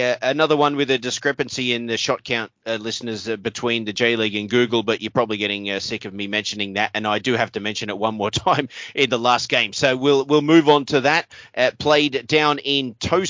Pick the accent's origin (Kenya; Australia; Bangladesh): Australia; as an Australian